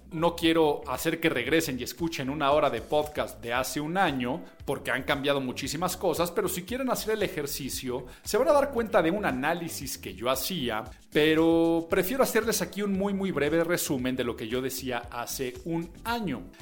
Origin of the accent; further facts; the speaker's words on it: Mexico; me había tocado ver a mí en mi vida, como mexicano